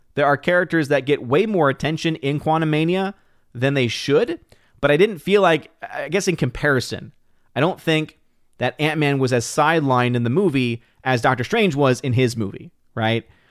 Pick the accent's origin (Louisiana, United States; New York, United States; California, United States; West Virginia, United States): Louisiana, United States; New Orleans; I'm born and raised in New Orleans, Louisiana.